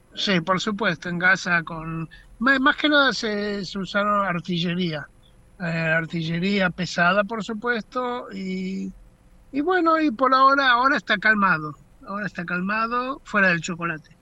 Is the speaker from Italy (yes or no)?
no; Argentina; now in Israel; nosotros como argentinos